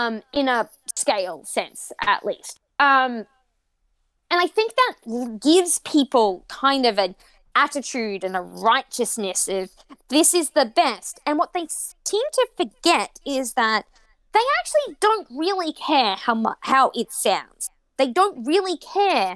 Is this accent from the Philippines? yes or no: no; Australia; I grew up on Australian ice hockey